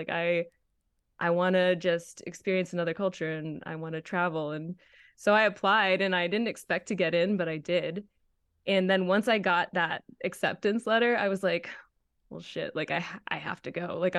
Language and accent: English; Attleboro, Massachusetts, United States; I grew up in America, where everything is very, like, We have our American opinions for sure.